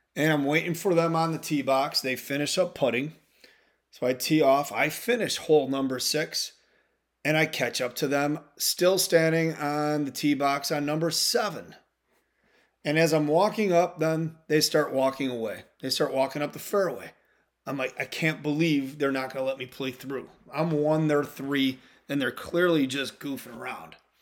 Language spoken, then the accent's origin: English; Midwest, United States; I'm from the Midwest